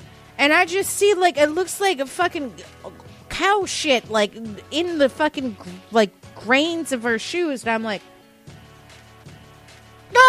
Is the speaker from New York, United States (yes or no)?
yes; New York, United States; I'm from New York, but like I'm from a little bit northern, so I'm not like a necessarily like a New York City person.